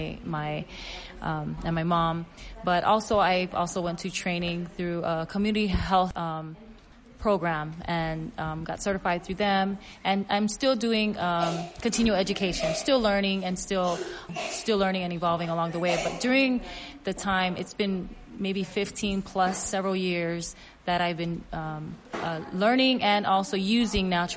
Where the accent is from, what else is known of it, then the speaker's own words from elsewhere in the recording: Oahu, Hawaiian Islands, United States; I was born and raised in the Hawaiian Islands on the island of Oahu.